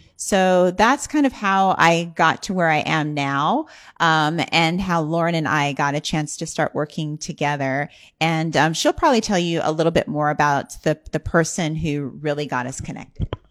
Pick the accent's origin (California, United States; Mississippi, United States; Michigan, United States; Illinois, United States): California, United States; San Bernardino; I grew up in San Bernardino, California, which is about an hour east of L